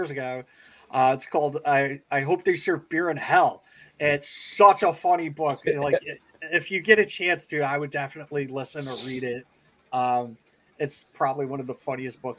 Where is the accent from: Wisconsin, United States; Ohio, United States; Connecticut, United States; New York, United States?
Connecticut, United States; I grew up in Connecticut, so like my team when I was younger were the Hartford Whalers